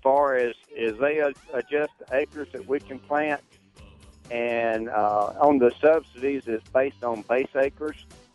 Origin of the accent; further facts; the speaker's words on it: Jackson County, Florida, United States; I'm from Jackson County, Florida, where the Hurricane Michael just come through. We lost our cotton crop this year and half of it, Hurricane Irma last year.